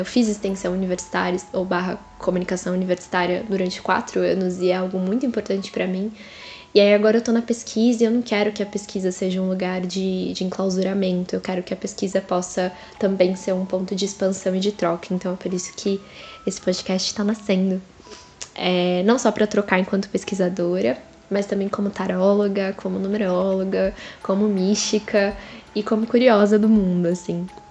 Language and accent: Portuguese; São Paulo, Brazil; eu sou nascida e crescida na Zona Leste de São Paulo